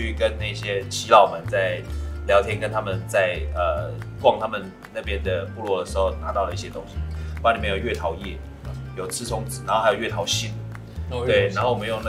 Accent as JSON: {"language": "Chinese", "region": "Hualien County", "country": "Taiwan", "said": "因为我花莲人，我也是花莲人。"}